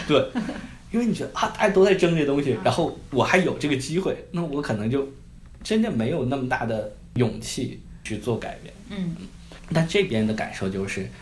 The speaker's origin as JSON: {"language": "Chinese", "country": "China", "moved": "yes", "lives_now": "Berkeley, United States", "said": "我作为中国人，作为亚裔，我在这边我也有自己的亚裔群体，我也很 proud of being Asian，嗯proud of being Chinese"}